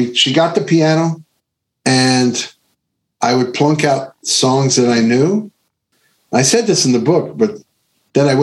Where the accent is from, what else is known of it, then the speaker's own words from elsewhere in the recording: Long Island, New York, United States; I grew up in Long Island